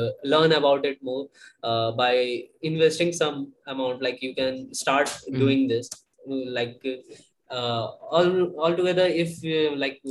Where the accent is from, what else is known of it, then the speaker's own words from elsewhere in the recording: Asansol, West Bengal, India; also born or lived in Pune; it's almost 2 years for me being here in my hometown